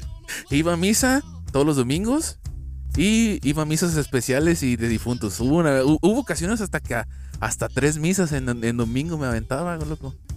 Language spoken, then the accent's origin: Spanish; Mexico; nosotros como mexicanos